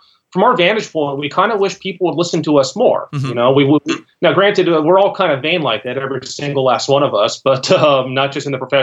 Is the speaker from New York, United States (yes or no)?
no; Los Angeles, California, United States; also born or lived in Ohio; now in Central, South Carolina, United States; I'm from Los Angeles and most of my family and friends are in Ohio at the moment